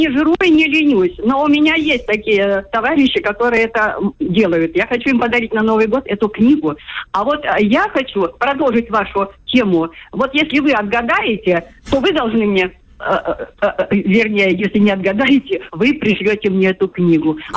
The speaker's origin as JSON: {"language": "Russian", "region": "Far East", "country": "Russia", "lives_now": "Anapa, Russia", "said": "Э, я вообще я дальневосточница, мне 74 год"}